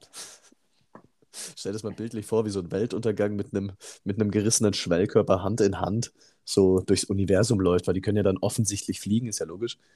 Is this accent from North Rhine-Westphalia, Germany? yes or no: no; Immenstadt, Bavaria, Germany; moved away; ich habe da noch in meinem, ähm, äh, in meinem Geburtsort gewohnt in Immenstadt und in meiner Siedlung damals